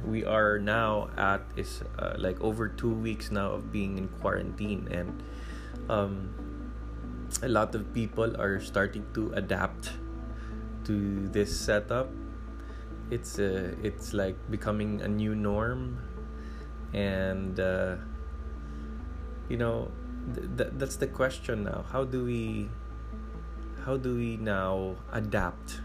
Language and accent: English; Cebu, Central Visayas, Philippines; now in Manila, Philippines; I am originally from Cebu, and when I transferred to Manila, it's like 12 times bigger than where I come from, and I had to adapt even in the way I speak